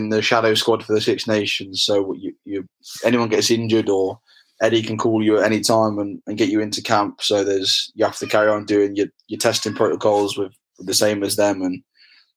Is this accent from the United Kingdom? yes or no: yes; England, United Kingdom; I'm English